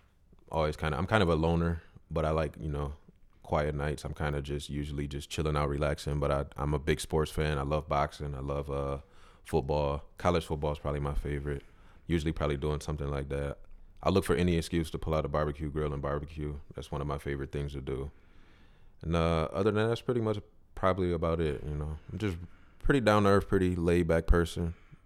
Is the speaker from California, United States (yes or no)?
no; Mount Clemens, Michigan, United States; I feel like I'm actually from Mount Clemens, and I've been past this building a bunch of times